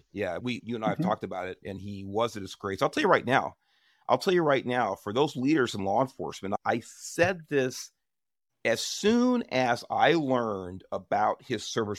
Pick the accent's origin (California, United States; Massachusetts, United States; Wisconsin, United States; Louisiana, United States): California, United States; Watts; One as a child growing up in Watts, and two as a California Highway Patrol officer.